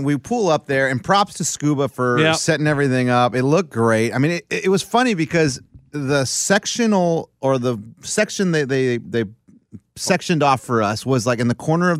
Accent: Wyoming, United States; I'm from Wyoming.

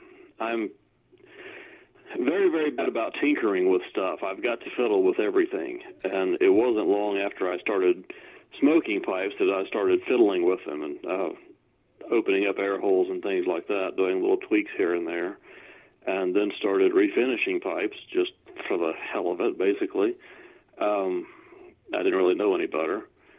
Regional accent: Welcome, North Carolina, United States; Welcome, North Carolina. And, yes, it really is named that.

